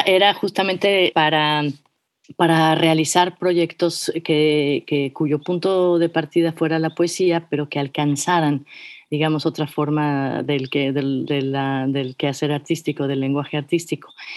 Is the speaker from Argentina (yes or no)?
no; Mexico City, Mexico; yo soy de la Ciudad de México, soy meramente chilanga